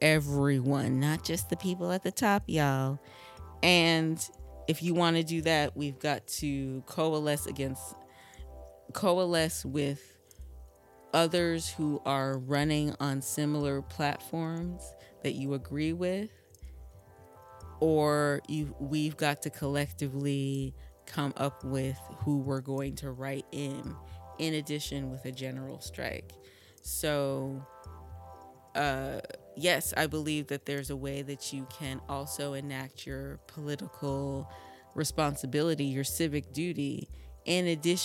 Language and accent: English; Vermont, United States; now in Brooklyn, United States; I grew up in Vermont